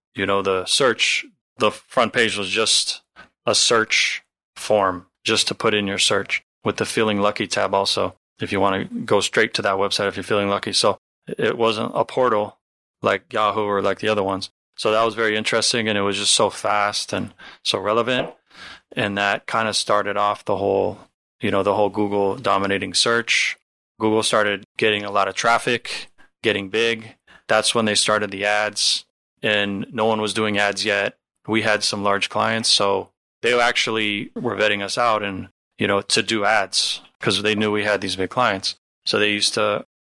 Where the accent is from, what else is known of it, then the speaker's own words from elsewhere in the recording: Santa Monica, California, United States; I was born and raised in Santa Monica